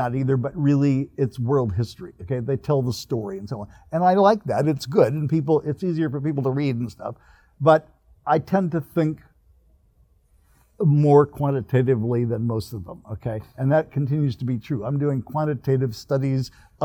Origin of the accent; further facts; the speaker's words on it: Northern California, United States; now in Riverside, United States; I grew up in California, so I'm a Californian. But I grew up in Northern California